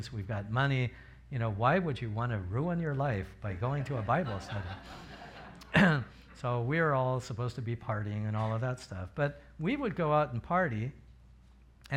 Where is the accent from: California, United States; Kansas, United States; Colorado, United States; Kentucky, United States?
California, United States; Riverside; moved away; I'm from Riverside